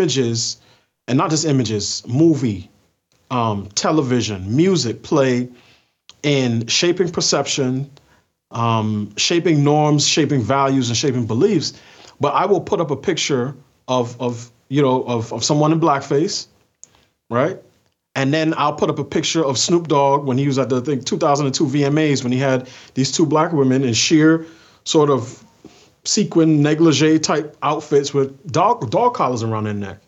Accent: New York, United States; I grew up in New York in the 90s, so I'm a child of hip hop.

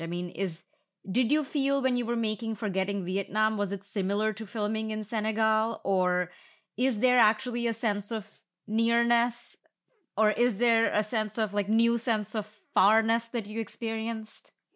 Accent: India; moved away as an adult; I grew up in India and now I've lived here for ten years.

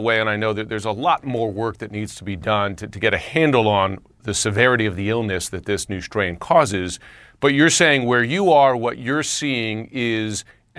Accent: New York, United States; I'm a New Yorker.

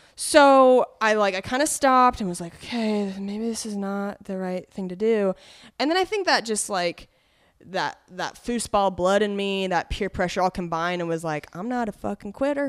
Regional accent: Cheney, Washington, United States; also born or lived in Spokane, Washington; I'm from Spokane, but I grew up for, like, uh, middle school and high school in Cheney, Washington, which is, is much smaller, right outside of Spokane

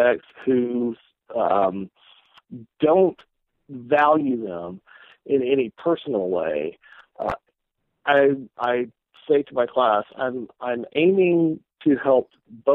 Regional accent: Houston, Texas, United States; now in South Carolina, United States; I grew up in the Houston area in Texas, in a Southern Baptist setting

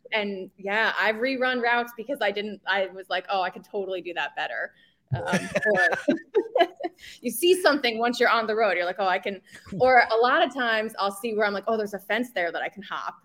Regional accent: New Jersey, United States; I was born and raised in New Jersey

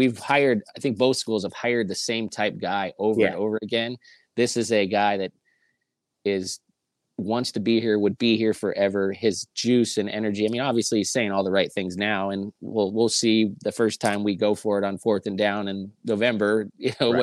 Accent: Southern California, United States; moved away; growing up in Southern California

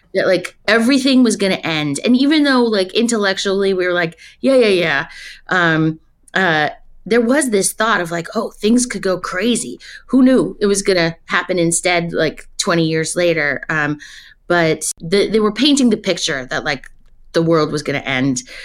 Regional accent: Westchester, New York, United States; moved away; also born or lived in Yonkers, New York / North Carolina; I actually grew up in Westchester. I was born in Yonkers

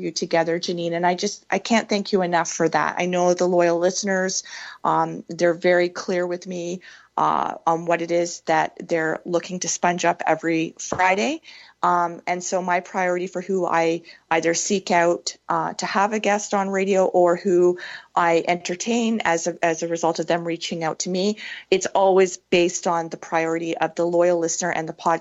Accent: Canada; I'm Canadian.

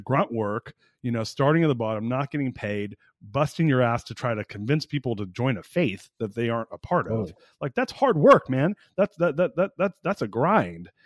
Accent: Orange County, Southern California, United States; now in Austin, United States; I'm from Southern California originally too. I grew up in Orange County

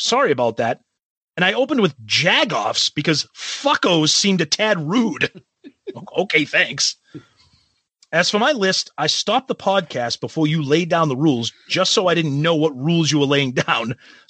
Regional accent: Midwest, United States; I grew up in the Midwest, no cable TV at my house, no internet, obviously.

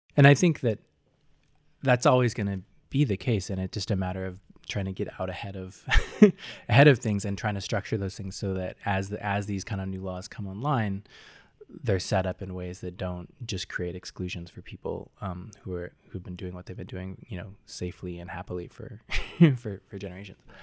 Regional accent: Seattle, Washington, United States; I grew up in Seattle, Washington

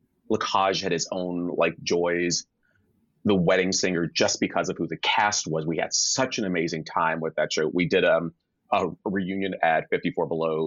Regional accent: Charlotte, North Carolina, United States; born or raised there

